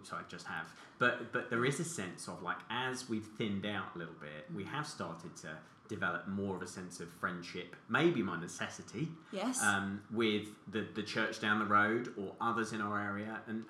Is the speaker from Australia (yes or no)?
no; New Malden, London, United Kingdom; I remember growing up in New Malden Baptist Church Youth Group in the 1990s.